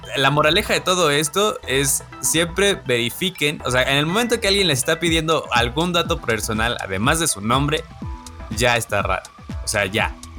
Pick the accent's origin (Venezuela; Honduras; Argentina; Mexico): Mexico; Celaya, Guanajuato; Yo soy de Celaya, Celaya, Guanajuato